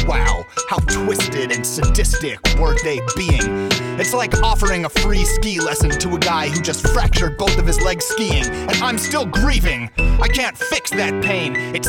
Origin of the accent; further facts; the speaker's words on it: Cincinnati, Ohio, United States; my hometown of Cincinnati